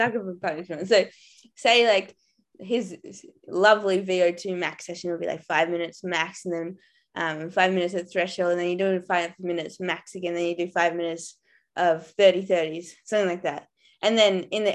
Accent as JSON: {"language": "English", "country": "Australia", "moved": "yes", "said": "being Aussie"}